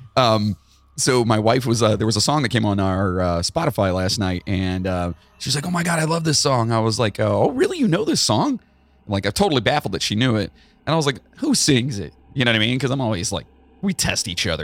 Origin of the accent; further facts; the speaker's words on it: Charleston, West Virginia, United States; I was born in Charleston